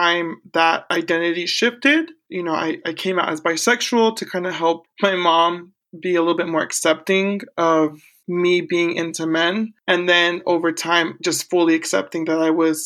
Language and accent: English; Corning, California, United States; also born or lived in Porterville, California; now in Orange County, United States; I was born in Central California in a small town called Porterville. However, I grew up north, call it the Deep North, it's past Sacramento, and another small town called Corning, California, where I finished high school